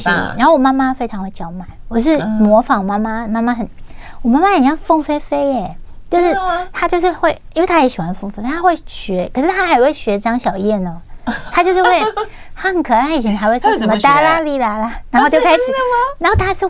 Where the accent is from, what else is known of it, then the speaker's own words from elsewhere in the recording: Taichung, Taiwan; 因为我在我是功课非常好嘛，然后因为我们乡下地方都是会到丰原去买东西